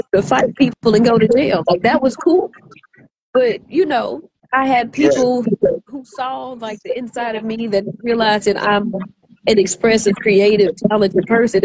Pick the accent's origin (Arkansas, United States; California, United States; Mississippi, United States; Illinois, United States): Arkansas, United States; moved away; I'm from Arkansas originally